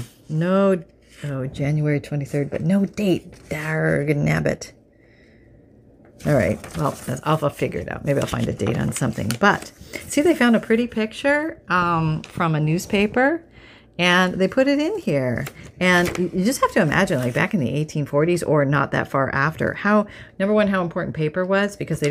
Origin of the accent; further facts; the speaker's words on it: Canada; growing up in Canada